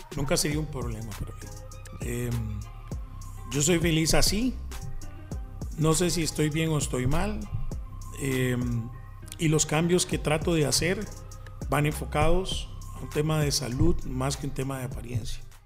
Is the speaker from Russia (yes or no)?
no; Desamparados, San José, Costa Rica; Yo soy de Desamparados, eh, nací en Desamparados.